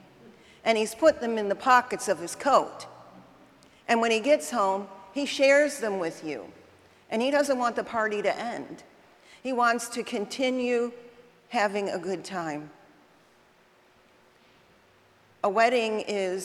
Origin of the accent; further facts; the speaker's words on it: United Kingdom; I'm British